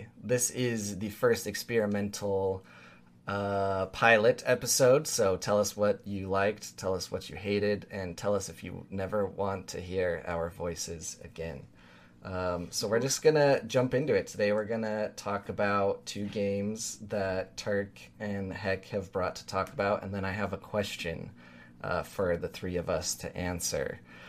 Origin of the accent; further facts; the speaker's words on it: Utah, United States; Listen, I grew up in Utah as well. It might as well be a southern state.